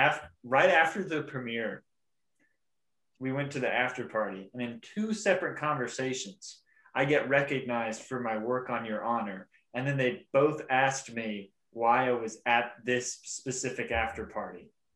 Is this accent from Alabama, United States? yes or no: yes; Huntsville, Alabama, United States; my hometown of Huntsville, Alabama.